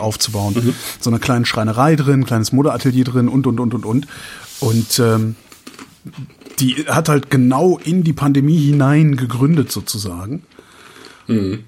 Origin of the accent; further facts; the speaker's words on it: Germany; wir sind ja Deutsche